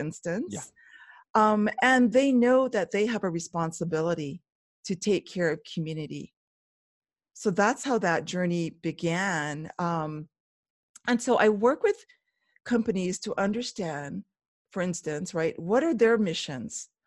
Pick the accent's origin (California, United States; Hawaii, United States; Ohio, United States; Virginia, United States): Hawaii, United States; Oahu; moved away as an adult; now in Waimea, Hawaii Island, United States; I was originally born and raised on the island of Oahu